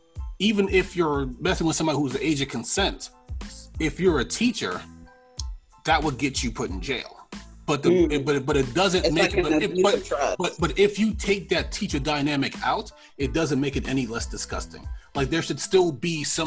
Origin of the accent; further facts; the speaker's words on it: New York, United States; I'm from New York.